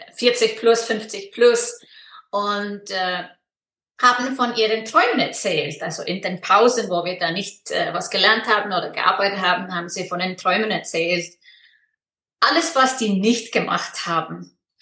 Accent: Iceland; German is a second language; moved away as an adult; also born or lived in Freiburg, Germany; now in Switzerland; ich komme aus Island und lebe in der Schweiz

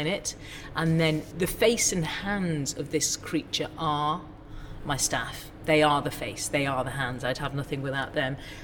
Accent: Ormskirk, North West England, United Kingdom; I was born in Ormskirk in the northwest of England, two parents who were doctors

